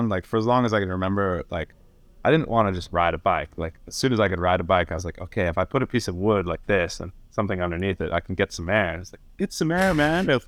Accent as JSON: {"language": "English", "region": "Northern Ireland", "country": "United Kingdom", "tie": "born there", "said": "And like, I was born in Northern Ireland, you know."}